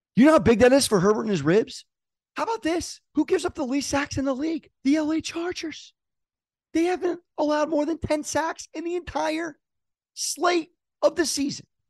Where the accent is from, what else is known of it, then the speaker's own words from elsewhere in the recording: San Diego, California, United States; I'm from San Diego